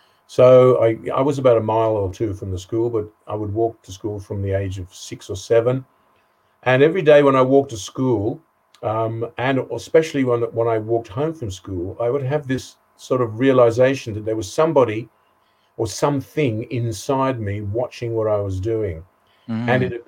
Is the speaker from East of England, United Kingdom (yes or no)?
yes; East of England, United Kingdom; And I was born in a Jewish family in Essex in England, 1952.